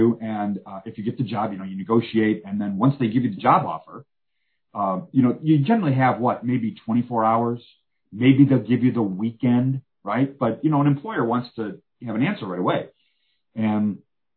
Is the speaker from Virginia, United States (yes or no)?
no; Birmingham, Michigan, United States; moved away as an adult; also born or lived in Macomb, Michigan; now in Houston, United States; the church I grew up at, Redeemer Lutheran in Birmingham